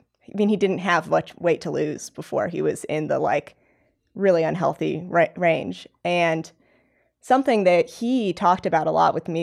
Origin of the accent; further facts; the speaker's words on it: Indiana, United States; I mean, I'm from Indiana, so I'm not from like a climbing mecca.